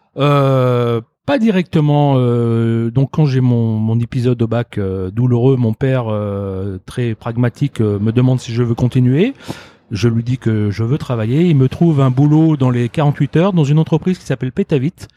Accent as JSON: {"language": "French", "town": "Lyon", "region": "Auvergne-Rhône-Alpes", "country": "France", "tie": "born or raised there", "also_born_or_lived": "Toulouse", "said": "je suis arrivé à Lyon, euh, je pense que j'avais euh, un an et demi environ"}